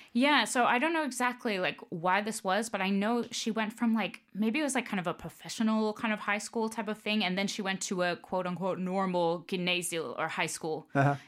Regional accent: Tampa, Florida, United States; moved away as an adult; now in Denmark; family's from New York, but I grew up uh, in Florida, in Tampa

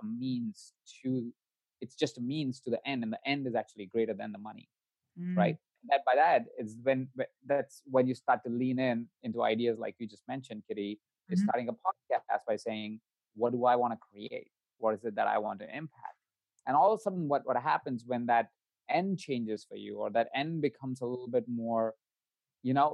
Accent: India; moved away; My background, I come from India. I was born in India. I was born into a family of 22 other people.

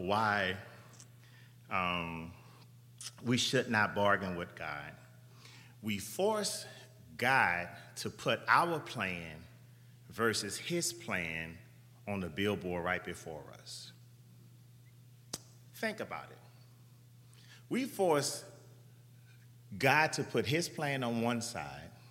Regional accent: New Orleans, Louisiana, United States; I'm from New Orleans

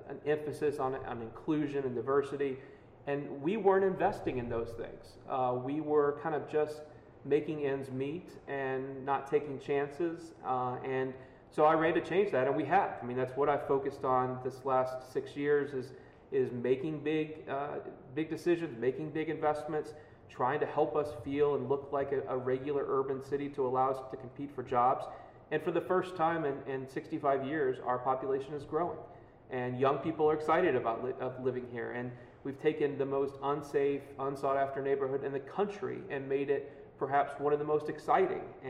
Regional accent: Louisville, Kentucky, United States; moved away as an adult; now in Cincinnati, United States; I'm originally from Louisville, Kentucky. I moved to Cincinnati 19 years ago to go to Xavier University

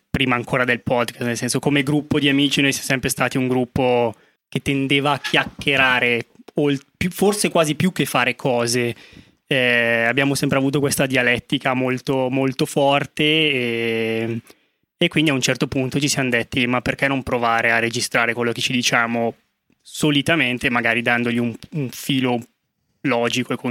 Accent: province of Bergamo, Lombardy, Italy; io e mio fratello veniamo dalla provincia di Bergamo

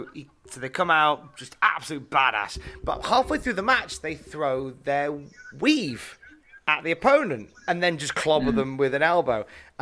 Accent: Worcester, West Midlands, United Kingdom; since that's up the road from my hometown of Worcester.

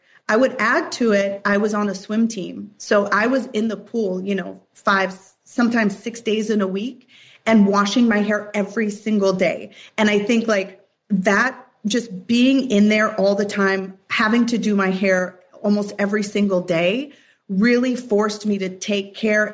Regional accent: Minneapolis, Minnesota, United States; I grew up in Minneapolis, Minnesota

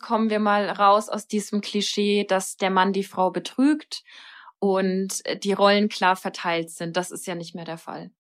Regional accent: Germany; bei uns in Deutschland

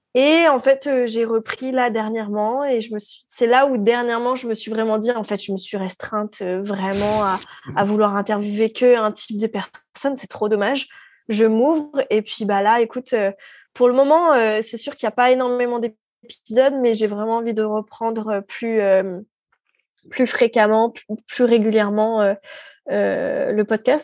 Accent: France; moved away as an adult; now in Quebec, Canada

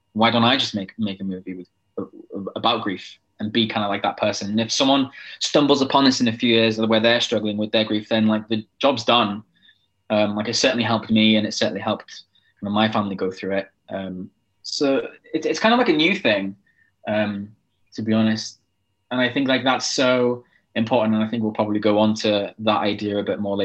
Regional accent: Wales, United Kingdom; a Welsh gay person

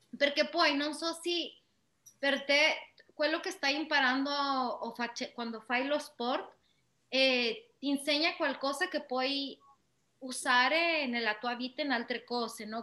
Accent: Mexico; Italian is a second language; moved away; io che sono da Messico

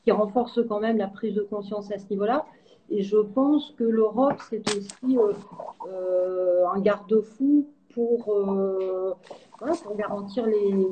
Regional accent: France; Je suis une, euh, je suis une, je suis française et européenne.

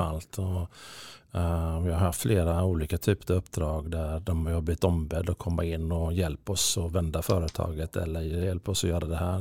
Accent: Gothenburg, Västra Götaland, Sweden; Kortröra då, där jag är uppvuxen.

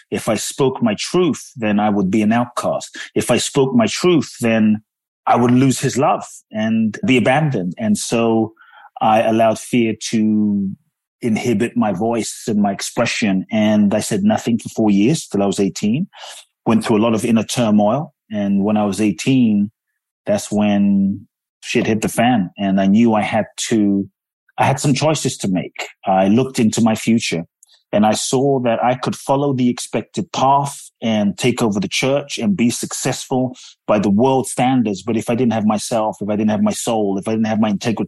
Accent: London, United Kingdom; moved away as an adult; also born or lived in Ghana; now in United States; I grew up in London. I live in the U.S. now

